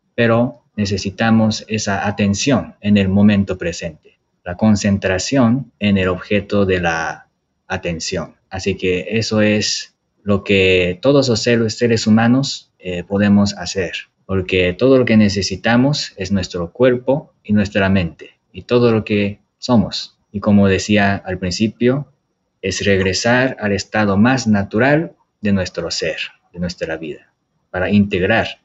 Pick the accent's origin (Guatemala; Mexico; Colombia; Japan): Japan; moved away; soy de Japón